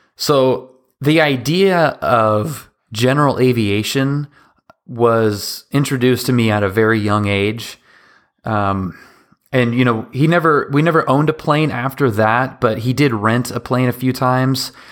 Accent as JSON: {"language": "English", "town": "Seattle", "region": "Washington", "country": "United States", "tie": "born or raised there", "said": "I grew up in Seattle"}